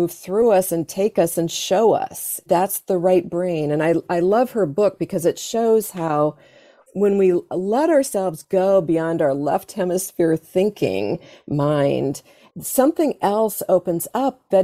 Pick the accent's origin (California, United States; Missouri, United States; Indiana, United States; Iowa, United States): Iowa, United States; growing up in Iowa, farming community is very much about farming and fields and earth and soil.